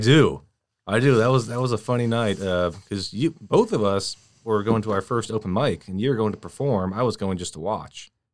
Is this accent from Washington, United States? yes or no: yes; Washington, United States; moved away; I'm, uh, from Washington State. So all my family, they're still back there